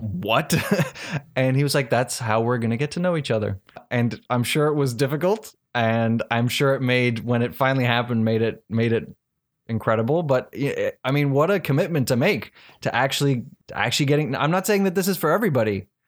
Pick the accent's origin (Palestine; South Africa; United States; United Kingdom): South Africa; I'm from South Africa